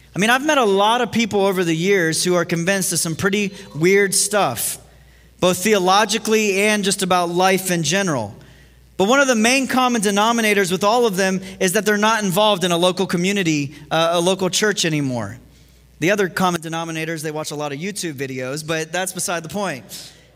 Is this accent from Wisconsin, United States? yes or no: no; Ohio, United States; moved away; growing up in Ohio